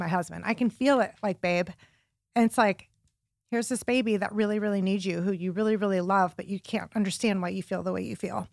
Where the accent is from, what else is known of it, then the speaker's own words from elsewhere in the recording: Warren, Ohio, United States; now in Cleveland, United States; I grew up in Warren, Ohio, which is like a suburb of Cleveland